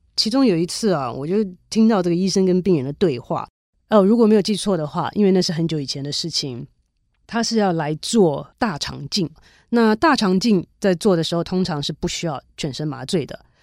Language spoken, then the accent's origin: Chinese; Taiwan; 小的时候，在台湾的时候念历史啊，地理啊